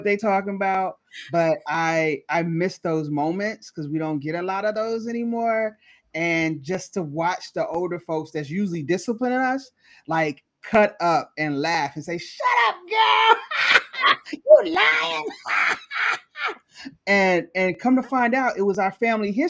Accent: North Carolina, United States; now in Seattle, United States; I'm originally from North Carolina, and my grandma lives in a town called Parkton, North Carolina

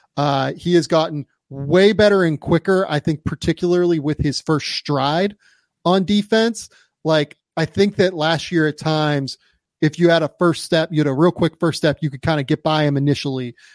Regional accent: Pittsburgh, Pennsylvania, United States; growing up in Pittsburgh

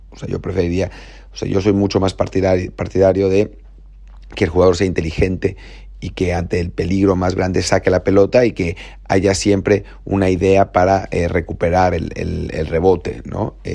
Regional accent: Mexico; como mexicanos

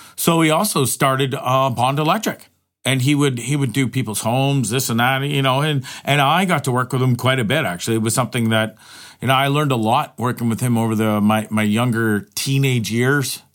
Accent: Hamilton, Ontario, Canada; moved away as an adult; also born or lived in Toronto, Ontario / Banff, Alberta / Orillia, Ontario; I was born and raised in Hamilton, Ontario

